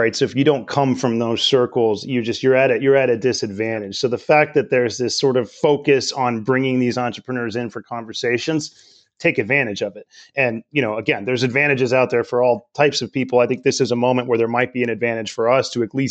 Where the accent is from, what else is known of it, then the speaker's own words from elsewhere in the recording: Richmond, California, United States; I grew up in Richmond here in the East Bay of California